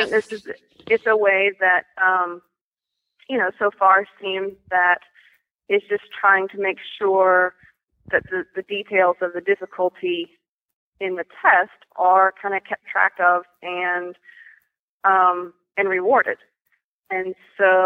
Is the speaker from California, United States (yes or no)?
no; Charleston, South Carolina, United States; I'm from Charleston, South Carolina.